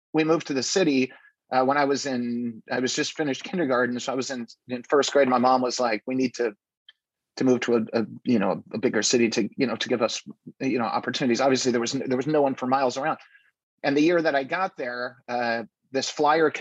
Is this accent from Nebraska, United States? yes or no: yes; Nebraska, United States; I grew up in Nebraska